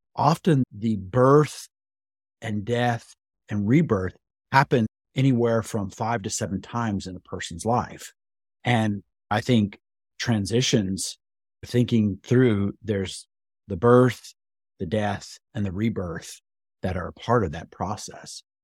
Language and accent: English; West Texas, United States; I grew up in West Texas